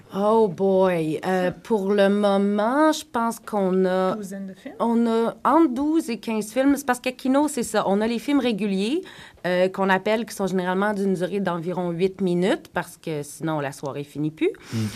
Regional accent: Quebec, Canada; first language French; now in Toronto, Canada; je viens du Québec, je suis francophone

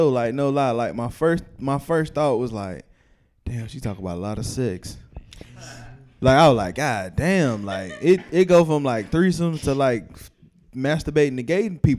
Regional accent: Spartanburg, South Carolina, United States; I was born in Spartanburg.

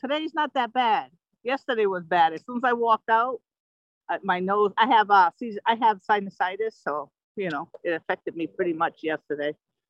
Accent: New Haven, Connecticut, United States; In New Haven, actually.

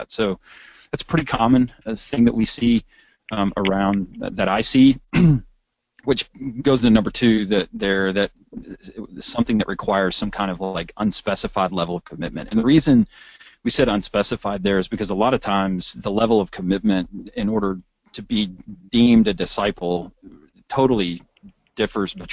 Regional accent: Texas, United States; I'm a Texan.

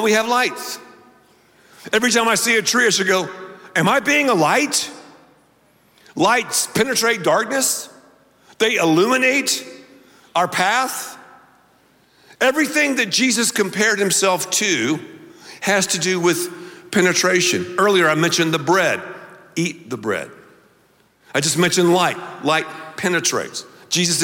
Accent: the South, United States; now in Texas, United States; I grew up in the South, the dirty South, North and South Carolina

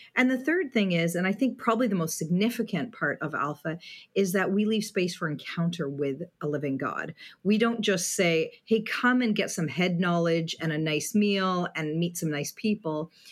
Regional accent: Southwestern Ontario, Canada; moved away as an adult; now in Vancouver, Canada; I grew up in Southwestern Ontario, down the four oh one, where the four oh one actually ends south of Windsor.

